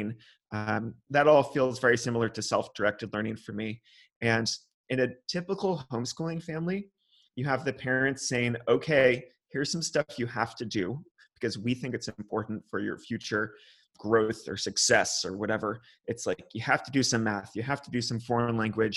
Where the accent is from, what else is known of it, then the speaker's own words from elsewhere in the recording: California, United States; now in Germany; California, where I'm from